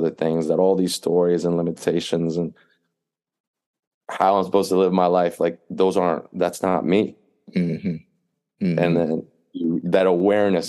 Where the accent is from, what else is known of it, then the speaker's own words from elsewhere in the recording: East Coast, United States; moved away as an adult; now in California, United States; I grew up on the East Coast. I'm familiar with the East Coast